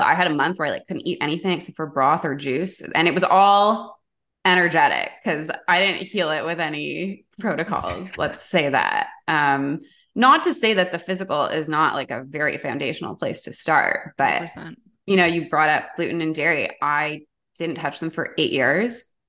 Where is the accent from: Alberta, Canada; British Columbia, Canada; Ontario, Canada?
Ontario, Canada; Toronto; I grew up in Toronto, downtown, like big city